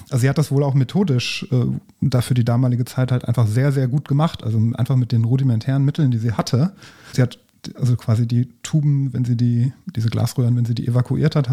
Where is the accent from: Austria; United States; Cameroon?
United States; Grad Fahrenheit, ja, natürlich, alles Grad Fahrenheit, ich bin Amerikanerin.